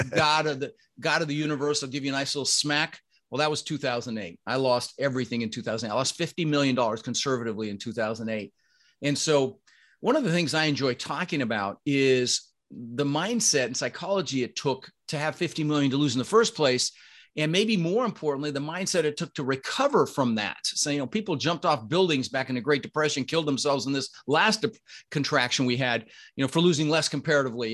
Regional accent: Denver, Colorado, United States; born or raised there; also born or lived in Netherlands

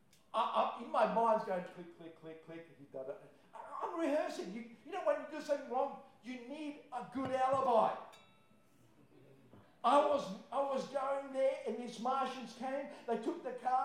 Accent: Croatia; moved away; I'm from Croatia

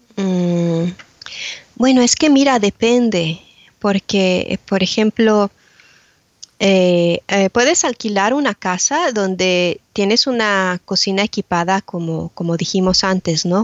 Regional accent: Mexico City, Mexico; now in Braintree, United Kingdom; nací y crecí en Ciudad de México

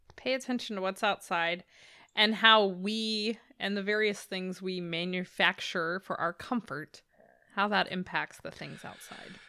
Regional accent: Chesapeake, Virginia, United States; in Chesapeake, when I was growing up

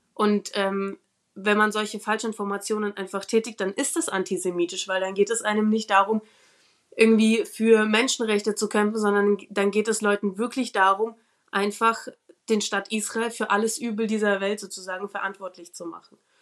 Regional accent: Ukraine; now in Nuremberg, Germany; ich bin in der Ukraine geboren

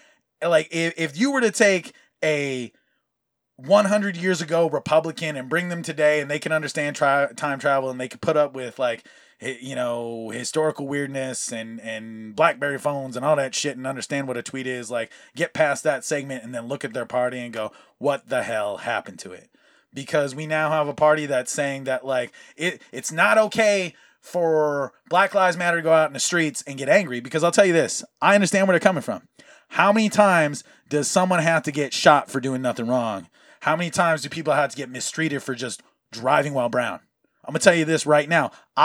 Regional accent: Hawaii, United States; you matched the description of a young Latino male. And I go, oh, that's funny because I'm Hawaiian.

